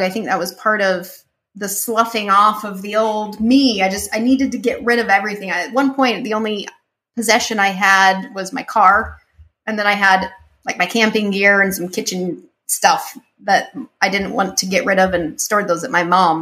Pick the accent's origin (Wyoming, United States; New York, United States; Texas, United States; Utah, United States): Utah, United States; moved away; I grew up in Utah, and when I grew up, I th- everyone was the same color as me and the same mindset.